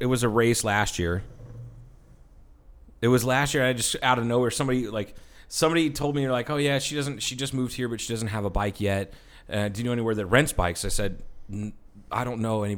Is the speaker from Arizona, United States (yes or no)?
yes; Kingman, Arizona, United States; we're from Kingman